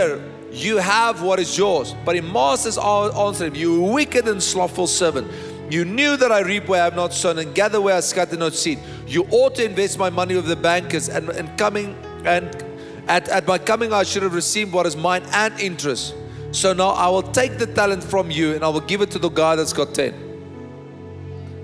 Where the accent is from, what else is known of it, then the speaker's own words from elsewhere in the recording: Bloemfontein, Free State, South Africa; I was born in Bloemfontein